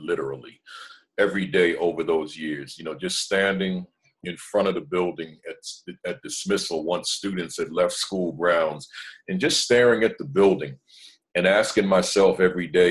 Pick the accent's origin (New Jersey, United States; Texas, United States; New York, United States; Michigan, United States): New Jersey, United States; I'm from Jersey, so went on back home to Jersey